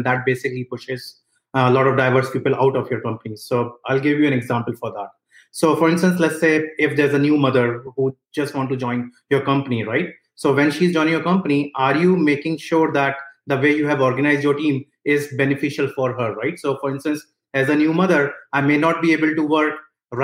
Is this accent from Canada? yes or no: no; India; moved away as an adult; now in United States; I was born and brought up in India. After I finished my bachelor's, I moved to United States